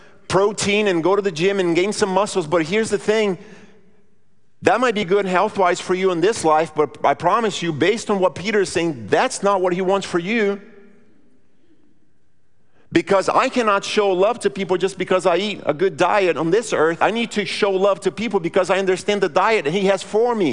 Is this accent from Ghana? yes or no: no; Brazil; moved away; I grew up in Brazil